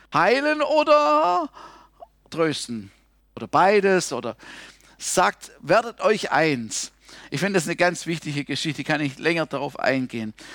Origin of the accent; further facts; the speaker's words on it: Germany; als Deutscher